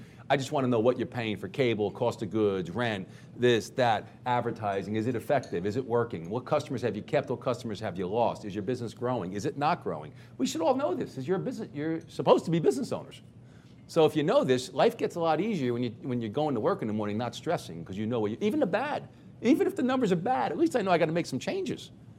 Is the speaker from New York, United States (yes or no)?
yes; New York, United States; I'm from New York